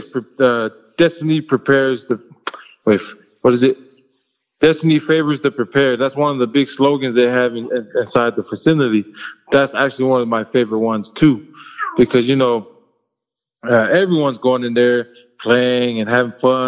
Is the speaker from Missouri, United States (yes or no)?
no; Compton, California, United States; it's where I grew up in Compton